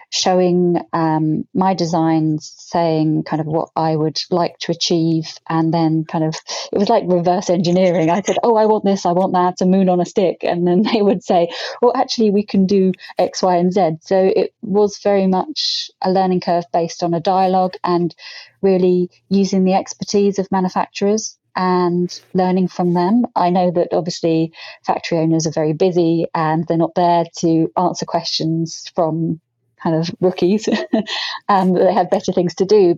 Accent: Brighton, South East England, United Kingdom; I grew up in Brighton

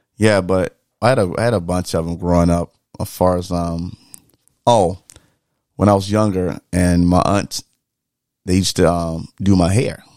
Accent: the South, United States; growing up in the South

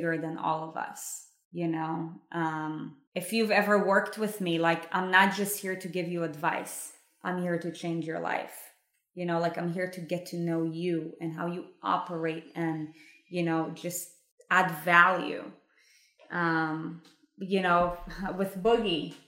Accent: Israel; I was brought up in Israel in a Jewish home

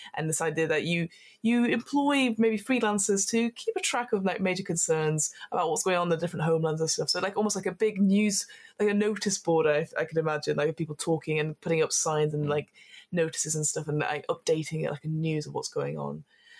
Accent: United Kingdom; I'm very British

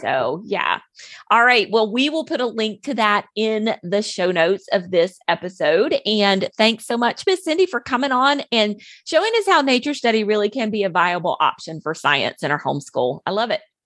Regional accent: the South, United States; growing up in the South with all the humidity and the snakes and the heat

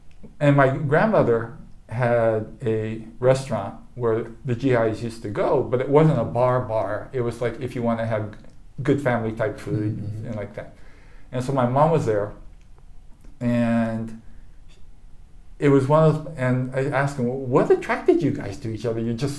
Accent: Japan; born there; I was born in Japan, but I came. My father's American, mom's Japanese.

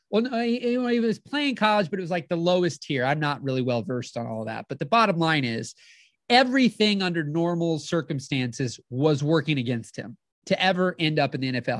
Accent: St. Louis, Missouri, United States; I'm from the Saint Louis area

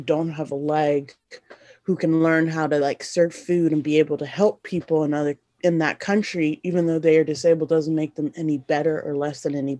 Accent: Sierra Leone; born there; So I was born in Sierra Leone, West Africa, and there was a war in Sierra Leone, the Diamond War happening.

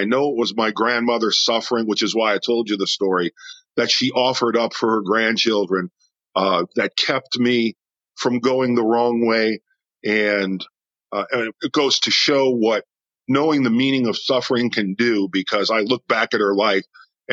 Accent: New Orleans, Louisiana, United States; also born or lived in Aurora, Illinois; I was born here in New Orleans. Then my father found work, and we moved to Aurora, Illinois for about 5 years. When I was a young child, made my first communion up there at Holy Angels Parish. And then we came back here

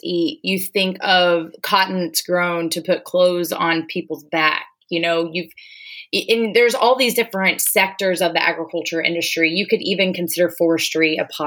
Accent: Gilmer, Texas, United States; moved away as an adult; now in Austin, United States; I'm originally from Gilmer, Texas. It's in East Texas, small town, about 4,500 people, home of the East Texas Yamboree

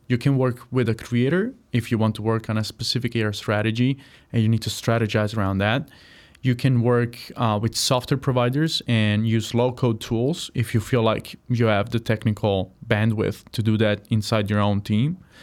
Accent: Apulia, Italy; moved away as an adult; also born or lived in Chicago, United States; now in United States; I'm from a region called Puya

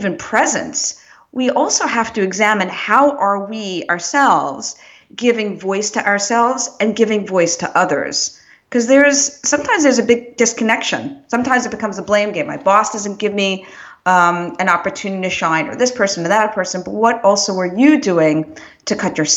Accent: New York City, New York, United States; moved away; I was born in good old Brooklyn, New York

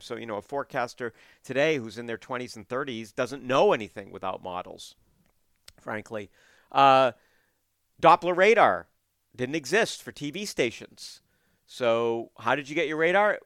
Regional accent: Portland, Maine, United States; now in southern New England, United States; I was growing up in Portland

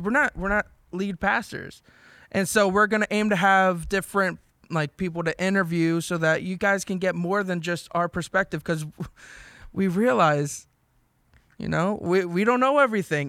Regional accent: New Jersey, United States; So I'm from South Jersey, everybody. Ariel, New Jersey.

